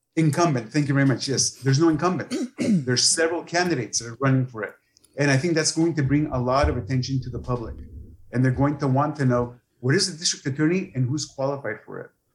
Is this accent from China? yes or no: no; San Pedro, California, United States; moved away as an adult; also born or lived in Sonora (family); now in Imperial County, United States; I was raised in San Pedro, California, and came to the Valley in 2000 to work as a deputy district attorney.